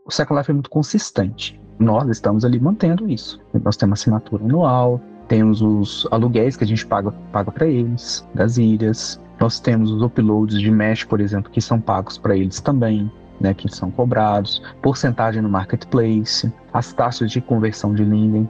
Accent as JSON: {"language": "Portuguese", "country": "Brazil", "said": "eu não sou de Portugal, eu sou do Brasil"}